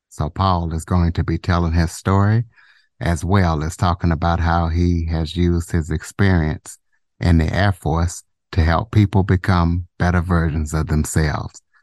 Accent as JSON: {"language": "English", "region": "Southwest Louisiana", "country": "United States", "also_born_or_lived": "Ruston, Louisiana / Monroe, Louisiana / DeRidder, Louisiana", "said": "I am from Southwest Louisiana"}